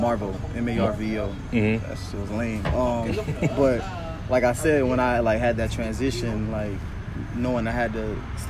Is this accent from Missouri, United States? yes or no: yes; Kansas City, Missouri, United States; You know, growing up in Kansas City, my mentality for sure is affected.